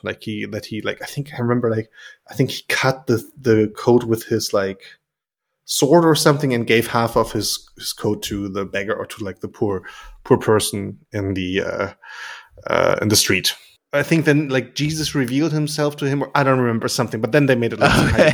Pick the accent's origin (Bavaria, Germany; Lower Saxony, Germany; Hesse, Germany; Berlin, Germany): Lower Saxony, Germany; near Lingen; really close to uh, my hometown